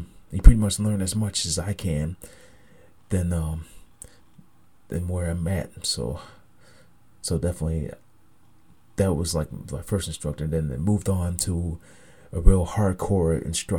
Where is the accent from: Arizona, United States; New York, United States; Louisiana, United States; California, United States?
New York, United States; Niagara Falls; my hometown of Niagara Falls, New York